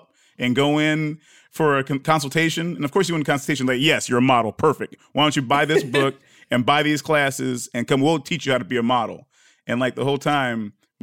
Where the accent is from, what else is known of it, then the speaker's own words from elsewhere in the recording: Detroit, Michigan, United States; also born or lived in Ghana; when I was a little kid, I grew up in Detroit, between Detroit and Ghana